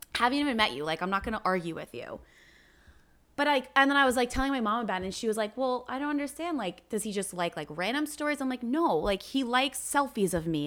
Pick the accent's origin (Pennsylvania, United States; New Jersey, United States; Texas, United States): New Jersey, United States; I'm from New Jersey